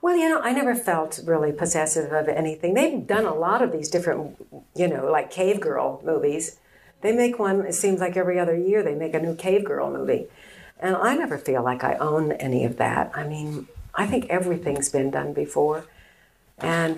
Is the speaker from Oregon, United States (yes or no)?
no; San Diego, California, United States; also born or lived in Chicago, Illinois; I grew up in San Diego, as I told you, and, and uh, from the time I was about two years old